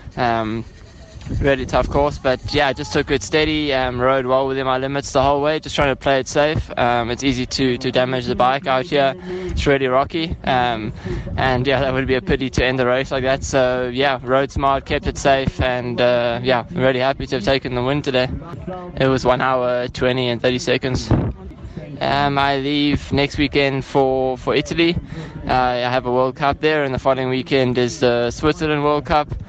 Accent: Cape Town, Western Cape, South Africa; I'm from Cape Town

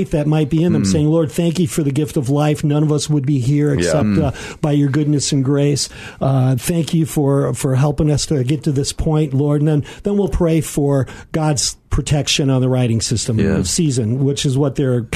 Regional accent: Aurora, United States; Was born and raised in the Aurora area here

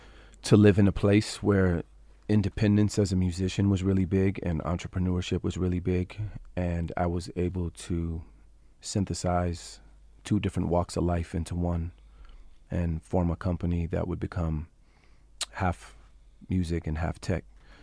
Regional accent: San Francisco, California, United States; I'm from San Francisco, so we were the epicenter of change.

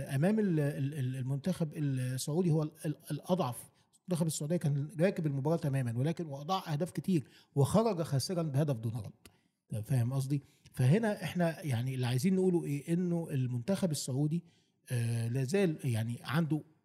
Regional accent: Egypt; بصفتي مصري

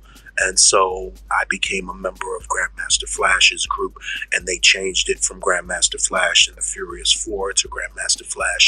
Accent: New York City, New York, United States; I'm from the Bronx

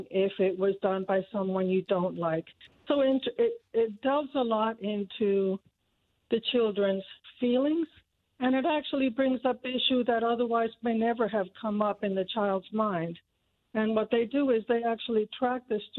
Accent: Cuba; born or raised there; now in Noblesville, United States

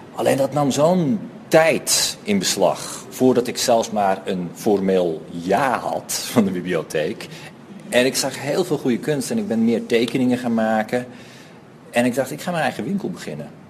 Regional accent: Netherlands; moved away as an adult; now in Johannesburg, South Africa; Ik kom uit Nederland en ik ben nu ongeveer anderhalf jaar in, in Joburg.

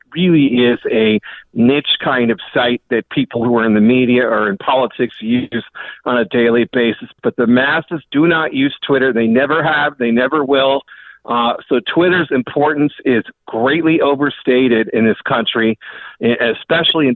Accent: California, United States; also born or lived in Northeast US; now in Northeast, United States; growing up in California

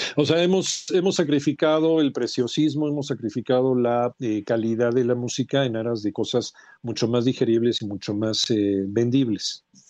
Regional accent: Mexico; Seguimos siendo románticos los mexicanos

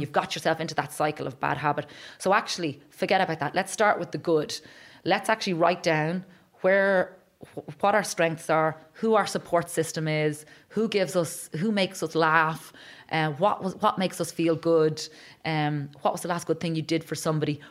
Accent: Ireland; as Irish people

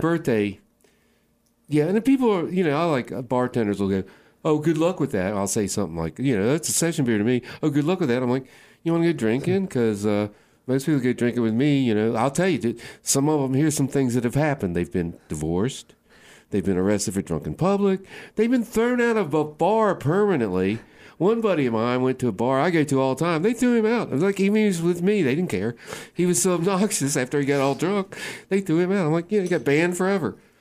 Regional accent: Waynesboro, Virginia, United States; I grew up in Waynesboro, Virginia

